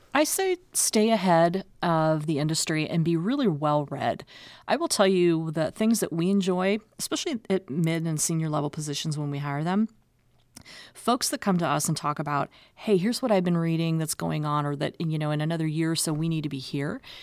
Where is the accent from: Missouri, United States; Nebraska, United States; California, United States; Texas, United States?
Nebraska, United States; Omaha; I'm actually a native of Omaha. So this is my hometown